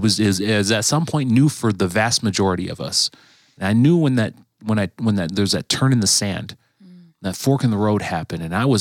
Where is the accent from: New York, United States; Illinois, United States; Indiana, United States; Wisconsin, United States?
Wisconsin, United States; Green Bay; my family's from Southern California, but I grew up and was raised in Green Bay. So my mom and my dad were born in Compton and Long Beach. My brother, San Diego. Mm-hmm. I've all my family's over on the West Coast, but I was born in Green Bay.